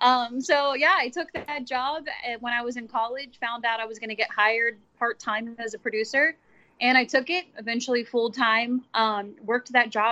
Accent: Wilmington, Ohio, United States; Yeah, I'm from a really small town. I'm actually in small town. I think Bengals fans will know it because I grew up near Wilmington, Ohio, and they used to have training camp at Wilmington College.

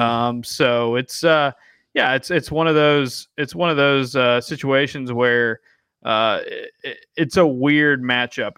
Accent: Atlanta, Georgia, United States; my mother was born in Atlanta and I was born in Atlanta too, um, but that side of the family is from Atlanta. And so, grew up going to Braves games

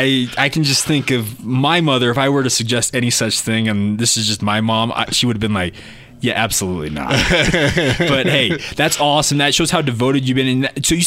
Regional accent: Orem, Utah, United States; So I grew up in Orem. So I grew up in the shadow of Cougar Stadium, or Lavelle Edwards Stadium is what we call it now.

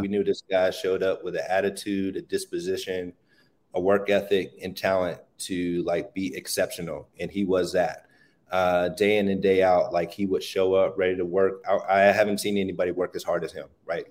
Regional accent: Pittsburgh, Pennsylvania, United States; being born in Pittsburgh or living in Pittsburgh

